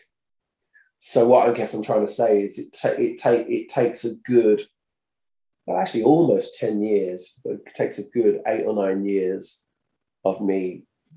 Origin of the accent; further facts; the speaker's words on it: Brentwood, East of England, United Kingdom; accent: Essex; I was from Brentwood, which is only up the road.